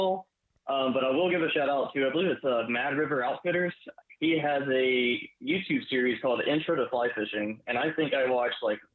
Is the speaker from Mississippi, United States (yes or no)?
yes; Gulf Coast of Mississippi, United States; moved away as an adult; now in South Carolina, United States; I grew up on the Gulf Coast of Mississippi